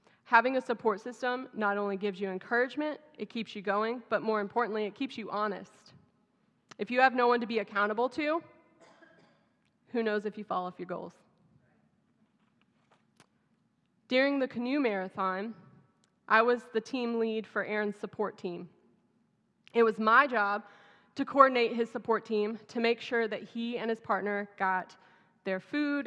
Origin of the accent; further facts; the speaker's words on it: Texas, United States; accent: southern; moved away; my southern accent just comes back full blown.